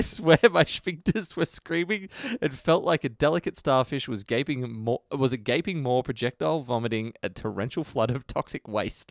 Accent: Australia; I'm an Australian.

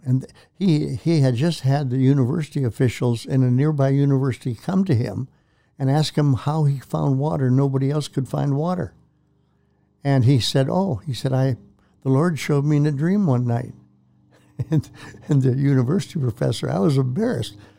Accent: Prince Albert, Saskatchewan, Canada; moved away as an adult; also born or lived in Edmonton; a childhood friend, that I grew up with in Prince Albert, Saskatchewan.

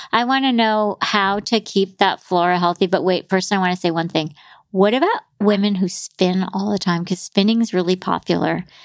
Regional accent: New York City, New York, United States; I'm a New Yorker

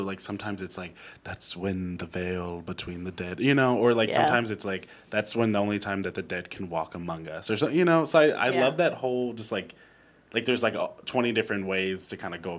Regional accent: Indiana, United States; moved away; also born or lived in Philadelphia; I am from Indiana

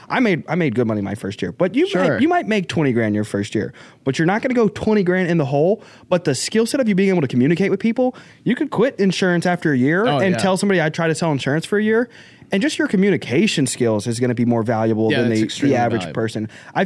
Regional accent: Arkansas, United States; born there; All right, I was born in Arkansas, so I don't know if that's

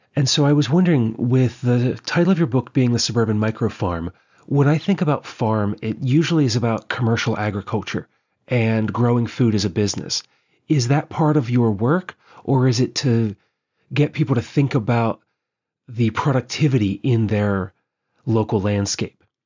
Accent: Western Maryland, United States; now in Pennsylvania, United States; where I grew up in Western Maryland, we have a lot of limestone outcrops

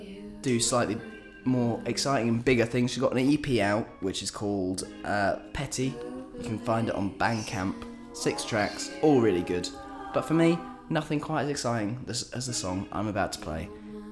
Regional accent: York, Yorkshire and the Humber, United Kingdom; York band, my hometown

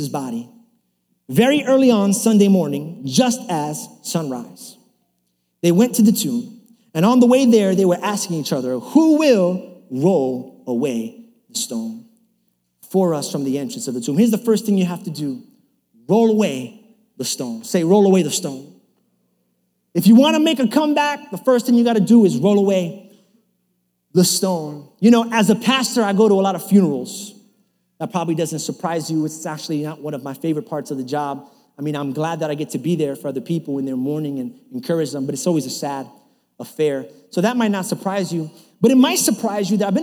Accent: New York City, New York, United States; I was kind of growing up in New York City.

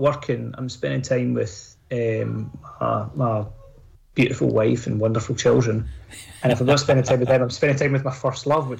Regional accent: Ardrossan, Scotland, United Kingdom; my place of birth. I showed you around my parental, the home I grew up in Ardrossan.

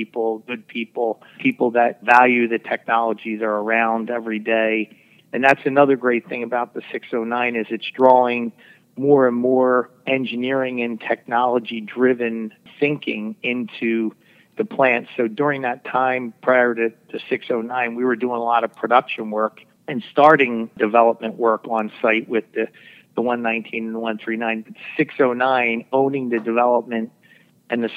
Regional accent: Philadelphia, Pennsylvania, United States; I grew up in Northeast Philadelphia

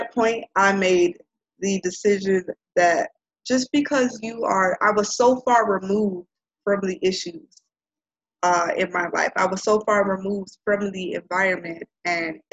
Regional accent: Chicago, Illinois, United States; moved away; growing up in Auburn Gresham, growing up surrounded by violence

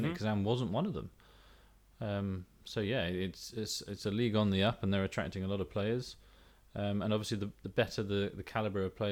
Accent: England, United Kingdom; I'm from England

